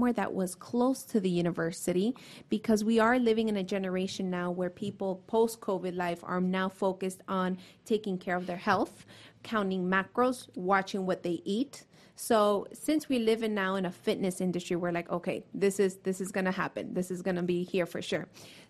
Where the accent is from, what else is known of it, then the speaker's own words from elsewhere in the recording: Miami, Florida, United States; accent: Miamian; moved away as an adult; also born or lived in New York; now in Gainesville, United States; I am actually originally from Miami. Well, born in New York, but raised my whole life in Miami